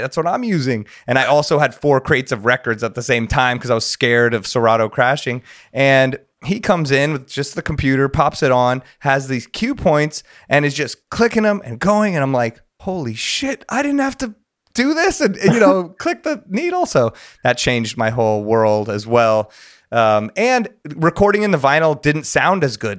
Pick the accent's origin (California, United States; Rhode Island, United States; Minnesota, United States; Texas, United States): California, United States; Los Angeles; I grew up here